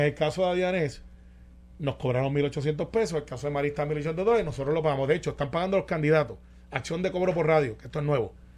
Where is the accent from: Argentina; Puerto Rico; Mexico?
Puerto Rico; Guaynabo; soy de Guaynabo